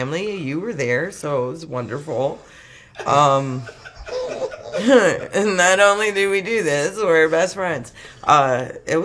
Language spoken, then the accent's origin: English; Chicago, Illinois, United States; accent: Chicago; born, raised, Susie Third, Western